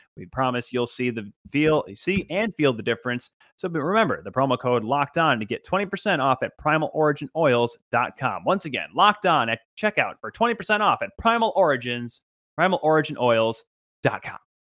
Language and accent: English; Grand Rapids, Michigan, United States; I am from Grand Rapids, living in Grand Rapids, have grown up watching the Grand Rapids Griffins